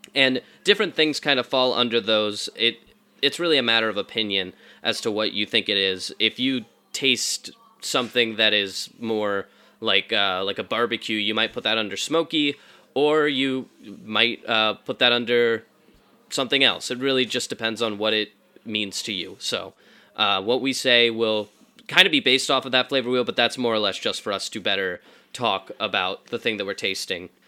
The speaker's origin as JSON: {"language": "English", "region": "the Bible Belt", "country": "United States", "tie": "born or raised there", "said": "I was raised in the Bible Belt"}